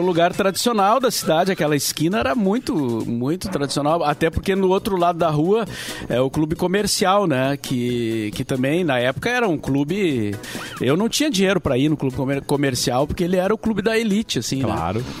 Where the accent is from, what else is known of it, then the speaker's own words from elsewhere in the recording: Rio Grande do Sul, Brazil; se referia a nós, ao gaúcho como sulista